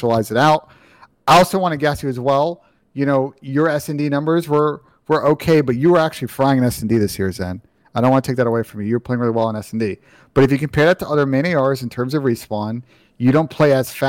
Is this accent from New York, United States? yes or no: yes; New York, United States; now in Columbus, United States; I'm from New York, but I live in Columbus.